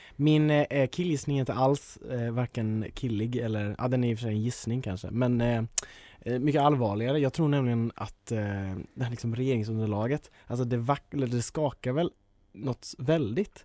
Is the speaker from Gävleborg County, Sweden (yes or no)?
no; Jönköping, Jönköping County, Sweden; also born or lived in Huddinge; Jag är tyvärr född i Huddinge men jag är ju liksom uppvuxen i Jönköping